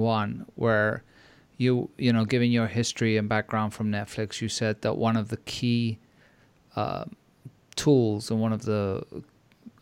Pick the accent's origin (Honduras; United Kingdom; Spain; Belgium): Spain; I'm from Spain